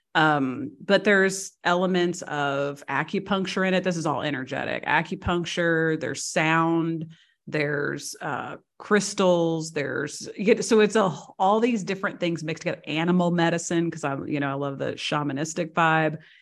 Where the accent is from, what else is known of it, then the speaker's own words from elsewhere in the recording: Missouri, United States; moved away as an adult; also born or lived in Seattle / Washington, D.C. / Chicago / San Diego; now in Croatia; I was born and raised in Missouri.